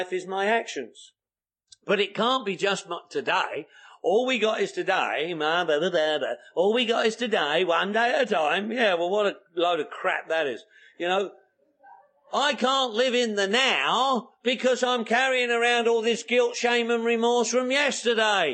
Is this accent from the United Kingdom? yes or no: yes; England, United Kingdom; also born or lived in London; now in United States; I'm English